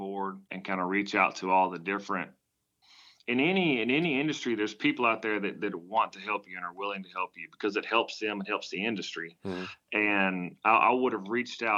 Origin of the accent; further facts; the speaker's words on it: United States; accent: country; I'm from the country, if you can't tell from my accent